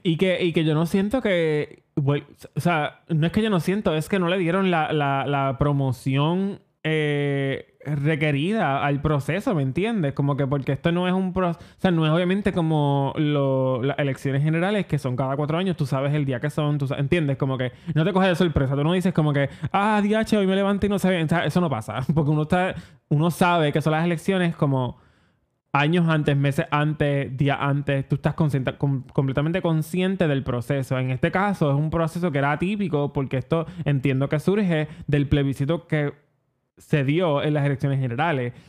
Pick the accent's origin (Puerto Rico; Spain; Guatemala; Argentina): Puerto Rico; como buenos puertorriqueños